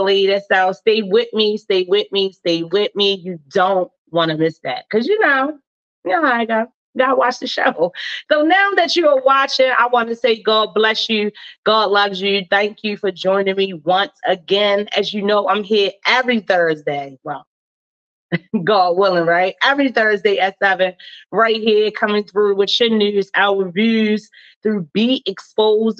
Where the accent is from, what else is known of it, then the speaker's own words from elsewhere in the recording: Baltimore, Maryland, United States; I'm born and raised in Baltimore City